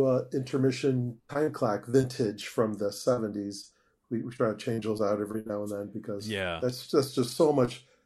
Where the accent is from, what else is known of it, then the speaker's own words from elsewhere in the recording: Niles, Illinois, United States; Grew up in Niles, Illinois